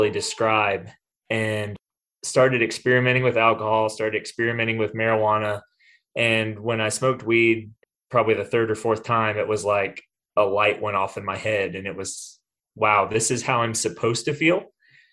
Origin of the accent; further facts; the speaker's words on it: Greenville, South Carolina, United States; I grew up in Greenville, South Carolina, and grew up in a pretty normal home